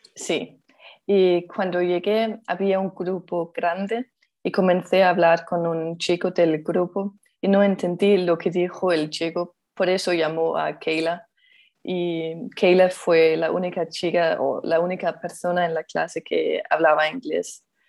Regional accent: Denmark; Spanish is a second language; soy danesa y vivo en Dinamarca

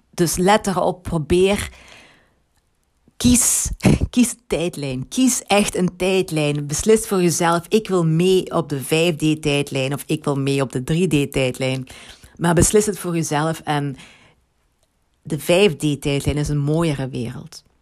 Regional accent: Limburg, Belgium; accent: Limburgish; Ehm, ik heb een Limburgs accent. dat had je al gemerkt.

